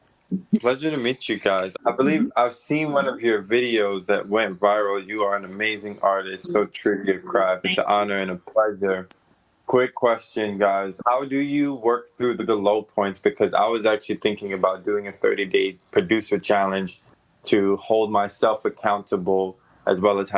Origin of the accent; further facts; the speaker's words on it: New York City, New York, United States; I'm a songwriter. I'm a rapper from Staten Island, New York City.